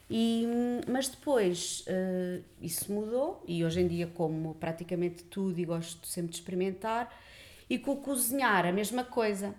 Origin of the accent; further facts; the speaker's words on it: Lisbon, Portugal; nasci em Lisboa, uh, vivi sempre em Lisboa